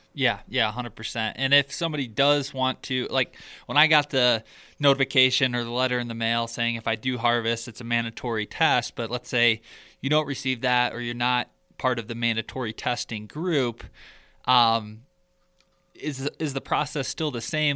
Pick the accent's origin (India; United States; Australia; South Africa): United States; Michigan; growing up in Michigan